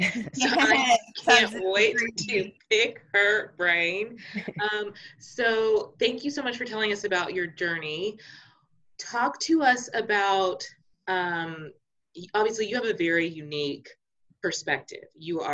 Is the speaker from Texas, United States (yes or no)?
yes; Plano, Texas, United States; born or raised there